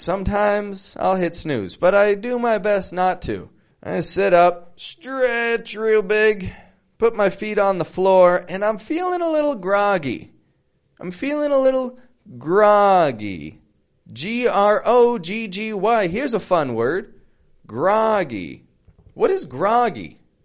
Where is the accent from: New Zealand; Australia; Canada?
Canada; Toronto, Ontario; now in Mexico; I'm from Canada, from Toronto.